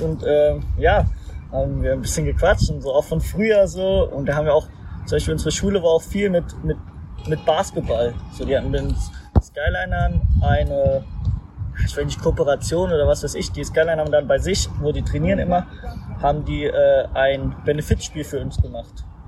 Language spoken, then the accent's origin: German; Mainz, Rhineland-Palatinate, Germany; moved away; ich bin in Mainz geboren